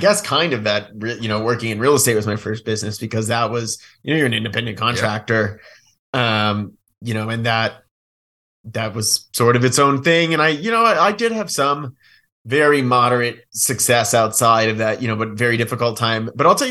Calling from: Bend, Oregon, United States; Bend, Oregon.

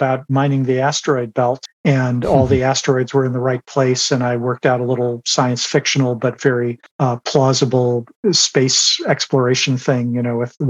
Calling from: San Rafael, California, United States; I am in San Rafael, California, just over the Golden Gate Bridge from San Francisco.

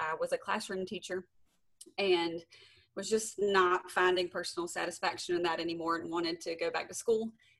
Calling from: Spanish Fort, Alabama, United States; I am calling in from Spanish Fort, Alabama, on the coast of Alabama.

